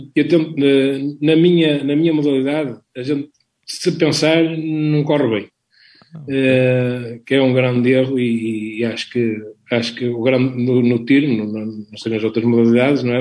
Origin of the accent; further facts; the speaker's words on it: Vila do Conde, Norte, Portugal; sou de Vila do Conde